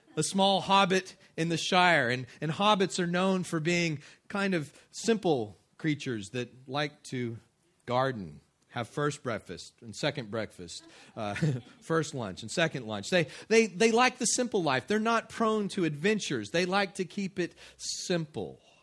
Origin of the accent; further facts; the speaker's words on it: West Texas, United States; I grew up in West Texas